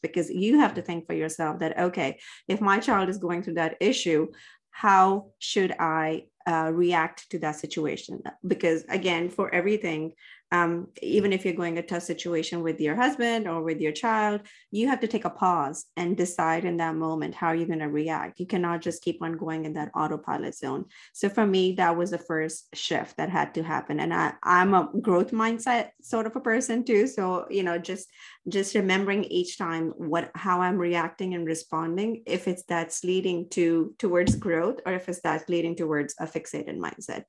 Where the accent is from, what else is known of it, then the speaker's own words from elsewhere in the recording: Dubai, United Arab Emirates; moved away; And I grew up in the Middle East, uh, in Dubai.